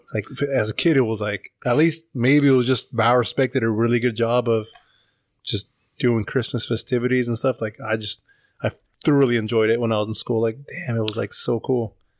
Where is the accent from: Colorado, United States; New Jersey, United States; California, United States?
California, United States; Paso Robles; I'm from Paso originally.